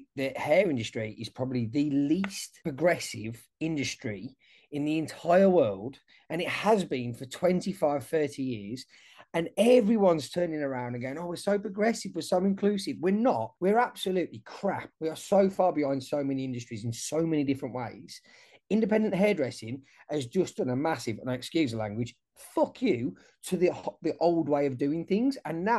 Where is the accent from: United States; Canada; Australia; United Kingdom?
United Kingdom; England; moved away; I'm English, so I keep up to date with what's happening back over in the UK.